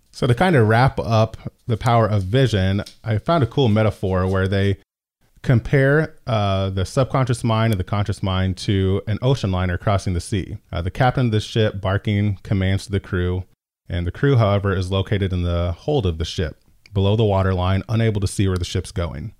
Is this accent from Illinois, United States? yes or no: yes; Decatur, Illinois, United States; I'm from Decatur, born and raised